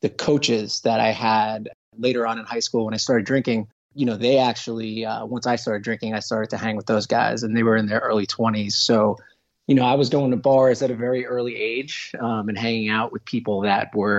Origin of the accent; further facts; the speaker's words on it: New York City, New York, United States; I'm from New York City in Queens, just about 15 minutes or so from Manhattan.